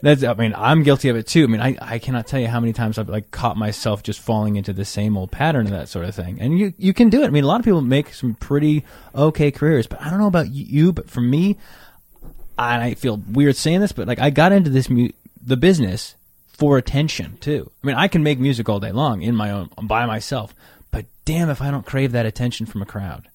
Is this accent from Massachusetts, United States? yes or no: no; right outside Yosemite, Northern California, United States; I'm from Northern California, right outside Yosemite